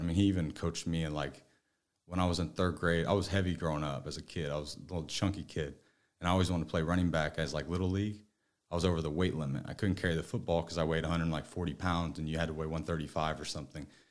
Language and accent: English; northeast Missouri, United States; now in Dallas, United States; I ended up growing up on, like, a three thousand acre farm in, like, northeast Missouri.